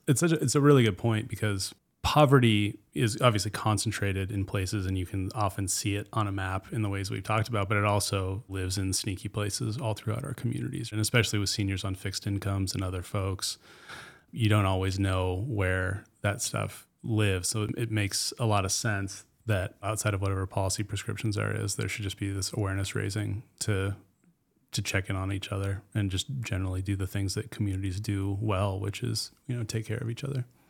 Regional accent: Chattaroy, Washington, United States; I grew up in Chatteroi, and firestorm came right through our property

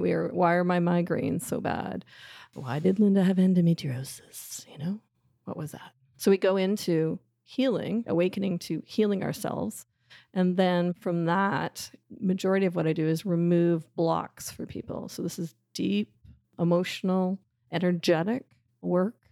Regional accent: Canada; I'll say route 'cause I'm Canadian, not route

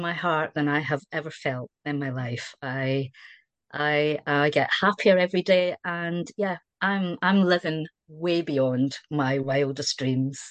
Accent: Scotland, United Kingdom; accent: Scottish; moved away as an adult; also born or lived in Wiltshire, South West England; now in South West England, United Kingdom; you might be able to tell from the accent I'm Scottish

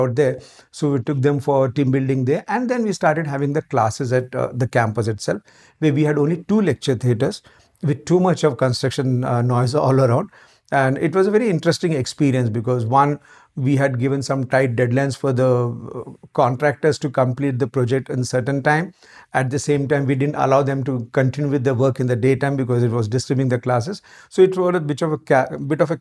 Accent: Maharashtra, India; moved away as an adult; also born or lived in Aurangabad; now in Hyderabad, India; born and brought up completely in Maharashtra

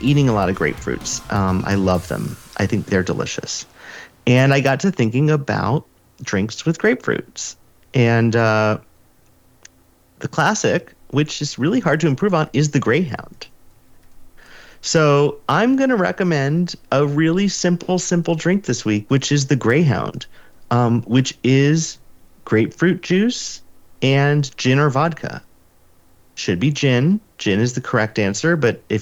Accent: California, United States; Growing up in California

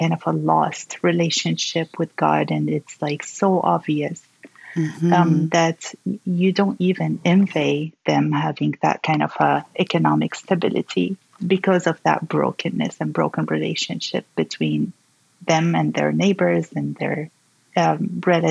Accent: Syria; my home country, Syria

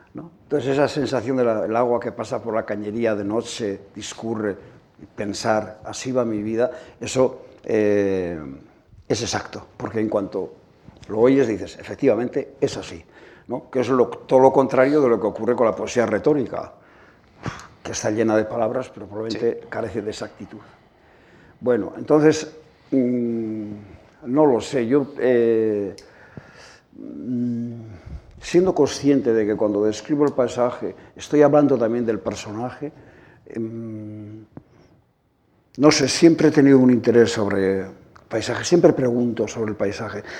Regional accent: Asteasu, Basque Country, Spain; mi pueblo natal, de Asteasu

